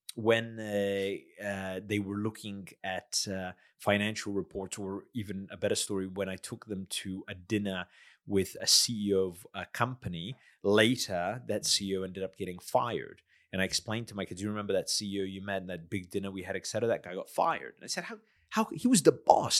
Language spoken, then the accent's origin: English; United States; moved away as an adult; also born or lived in South Australia; now in Adelaide, Australia; I'm a migrant from the States